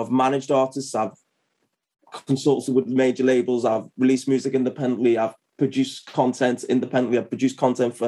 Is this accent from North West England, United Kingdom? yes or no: yes; Liverpool, North West England, United Kingdom; I'm from Liverpool. I'm still based in Liverpool, which is northwest of England.